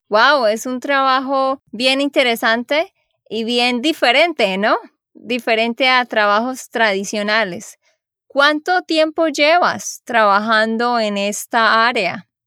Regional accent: Santander, Colombia; de Santander, Colombia

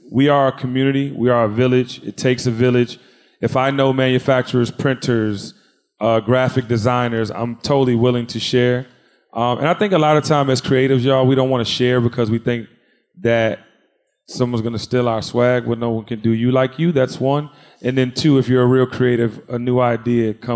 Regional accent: Washington, District of Columbia, United States; born or raised there; now in Atlanta, United States

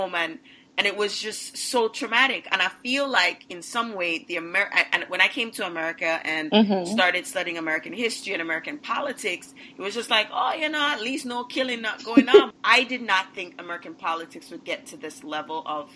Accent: Jamaica; now in United States; I grew up in Jamaica

